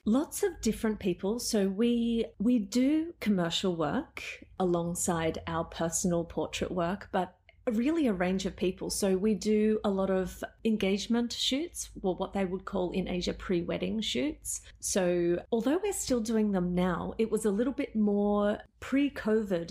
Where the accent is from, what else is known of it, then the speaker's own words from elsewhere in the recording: Melbourne, Victoria, Australia; moved away as an adult; also born or lived in Amsterdam; now in Tokyo, Japan; I'm originally from Melbourne.